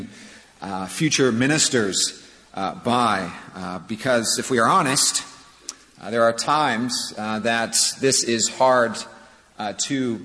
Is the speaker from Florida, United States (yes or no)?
no; Santa Clara, California, United States; now in Charleston, United States; I grew up in Northern California, in Santa Clara